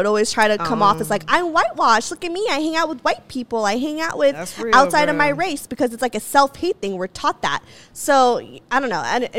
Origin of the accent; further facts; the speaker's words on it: Santa Clarita, California, United States; I grew up in Santa Clarita, which is, yeah, it's mixed. It's a melting pot. But predominantly, it is white as fuck. Yeah. It's very white culture.